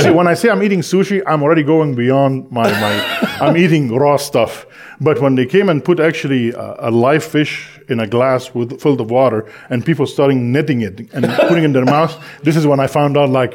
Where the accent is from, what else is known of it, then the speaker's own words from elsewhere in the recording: Egypt; moved away; because I speak Arabic, I was born in Egypt